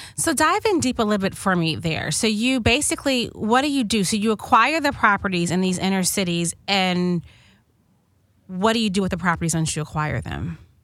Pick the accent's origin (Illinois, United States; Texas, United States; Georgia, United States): Illinois, United States; Chicago; moved away; I'm from Chicago originally